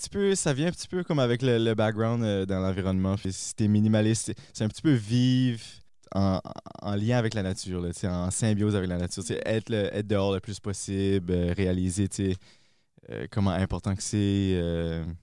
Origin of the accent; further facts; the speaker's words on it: Dunlop, New Brunswick, Canada; moved away as an adult; also born or lived in Moncton; je viens de Dunlop, près de Bathurst.